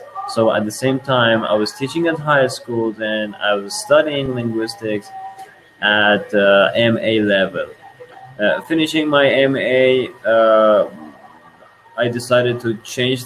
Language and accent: English; Iran; first language Persian; English is a second language; from Iran. And that means my native language is Persian or Farsi